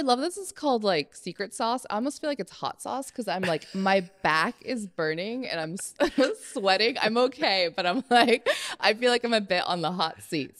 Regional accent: Berkeley, California, United States; I grew up on the East Bay

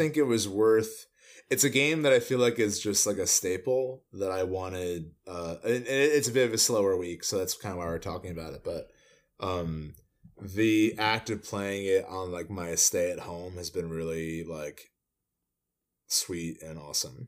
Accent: New Jersey, United States; moved away; we're from Jersey

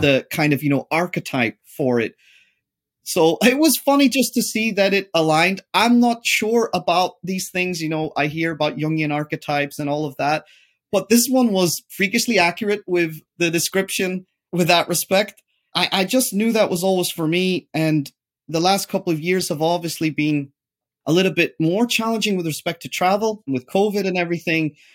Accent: Derry, Northern Ireland, United Kingdom; moved away; as a child, I grew up in the Protestant area, which is the British area. Interestingly, Derry City is split

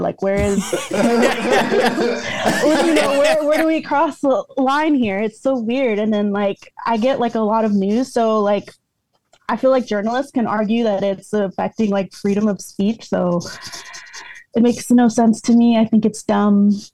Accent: DMV, Virginia, United States; moved away; also born or lived in Maryland; born and raised in the DMV, mostly the V, moved to the M

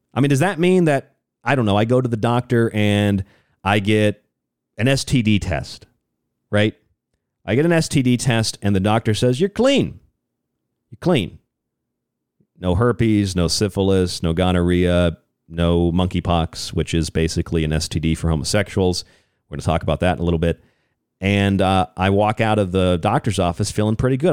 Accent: Orlando, Florida, United States; I grew up in Orlando, Florida, a lot of my life.

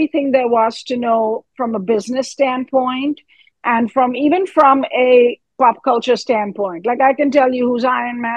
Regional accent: New York, United States; I'm a New Yorker

